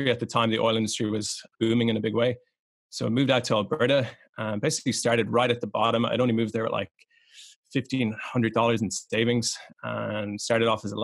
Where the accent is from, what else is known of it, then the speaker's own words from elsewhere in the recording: Ireland; So I grew up in Ireland. Um, my whole family are kind of old tradesmen.